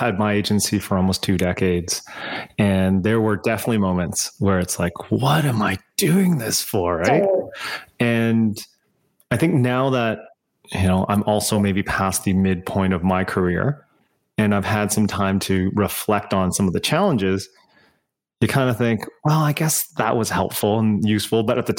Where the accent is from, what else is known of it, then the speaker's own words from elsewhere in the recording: West Coast, United States; I grew up on the West Coast